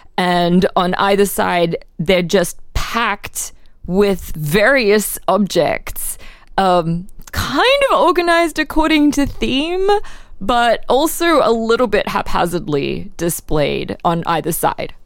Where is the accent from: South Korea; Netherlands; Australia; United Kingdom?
Australia; now in United States; in Australia